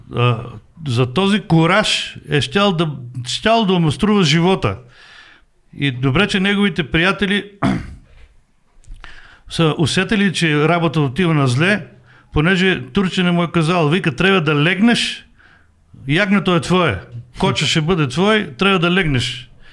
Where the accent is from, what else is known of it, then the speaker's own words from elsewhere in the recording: Bulgaria; аз съм от България